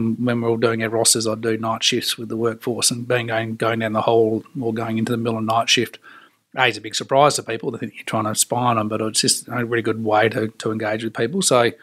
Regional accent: Australia; And for me, having growing up in Australia, it's everything outdoors.

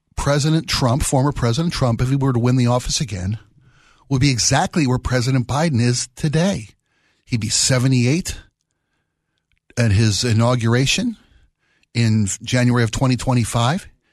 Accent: Maryland, United States; I was born and raised in Maryland

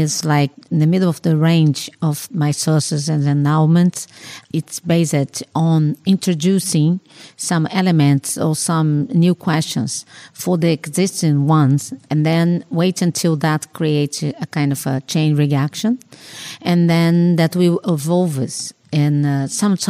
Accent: Rio de Janeiro, Brazil; I was born in Rio de Janeiro, no? And grew up there and works and lives there so far

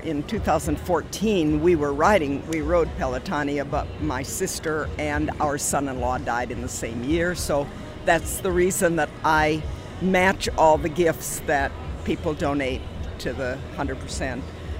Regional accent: Youngstown, Ohio, United States; We're from Youngstown, Ohio.

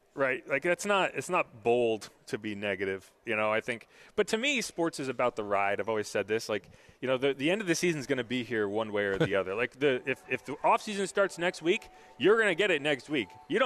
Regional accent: New England, United States; trust me, I grew up in New England. I was a Giants fan.

